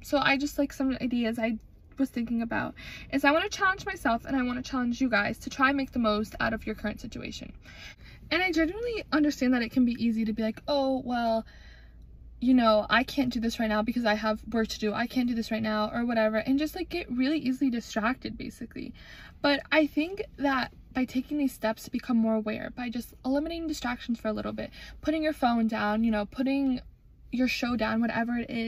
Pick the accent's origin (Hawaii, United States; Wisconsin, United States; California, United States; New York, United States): Wisconsin, United States; growing up in Wisconsin